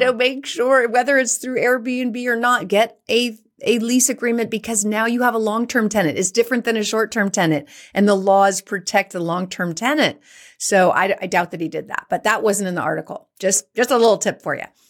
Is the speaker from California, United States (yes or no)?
yes; San Francisco Bay Area, California, United States; also born or lived in San Jose; I was born and raised in the San Francisco Bay Area, went to school in San Jose, lived in San Francisco.